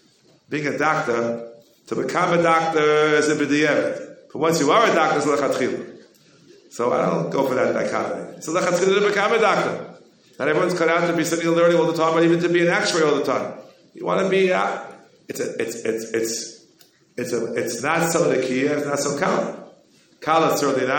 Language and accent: English; New York, United States; We New Yorkers, you know, I'm born and bred in New York